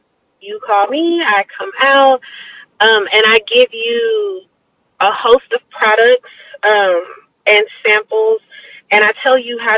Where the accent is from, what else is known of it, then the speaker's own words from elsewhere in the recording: Houston, Texas, United States; I am from Houston, Texas, born and raised. I actually grew up in Most City.